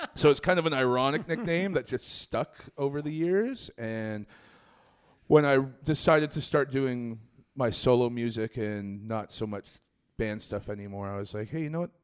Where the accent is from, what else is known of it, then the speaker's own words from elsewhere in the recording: Scarborough, Ontario, Canada; I'm born and raised in Scarborough